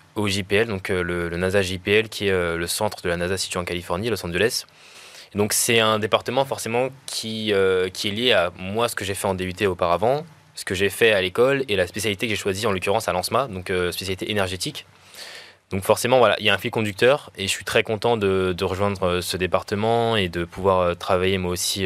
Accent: France; c'est l'histoire de mon pays. Donc, le fait que j'ai fait trois ans d'alternance chez Ariane

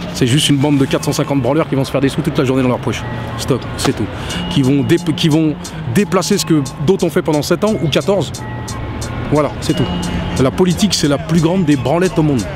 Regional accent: France; je suis français

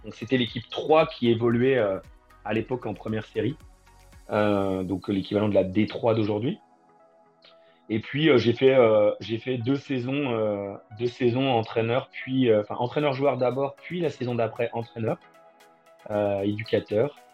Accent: Bourgogne-Franche-Comté, France; d'abord en Franche-Comté, parce que je suis originaire de Franche-Comté où j'ai joué de débutant à, à U19 euh, dans un club

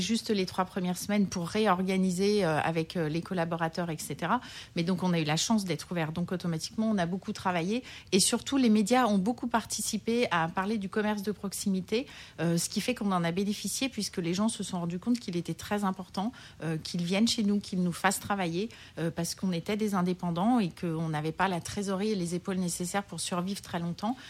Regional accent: Lyon, Auvergne-Rhône-Alpes, France; now in Paris, France; Je suis lyonnaise

